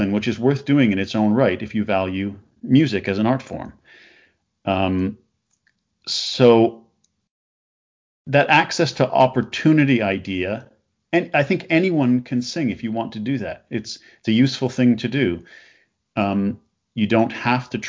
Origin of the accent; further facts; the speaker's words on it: Canada; now in London, United Kingdom; I'm from Canada